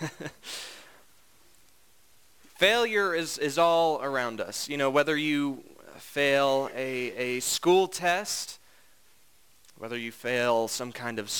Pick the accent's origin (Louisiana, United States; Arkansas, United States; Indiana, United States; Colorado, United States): Indiana, United States; I'm from Indiana.